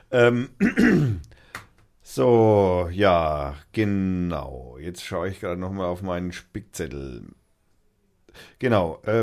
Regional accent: Lauf an der Pegnitz, Bavaria, Germany; dummerweise auch noch aus dem Eck kommt, wo ich herkomme auch. Lauf ja, Denberg, um genau zu sein.

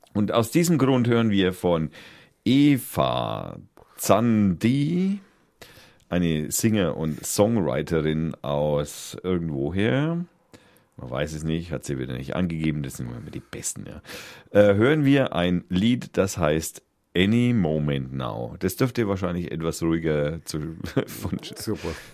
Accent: Middle Franconia, Bavaria, Germany; als Mittelfranke

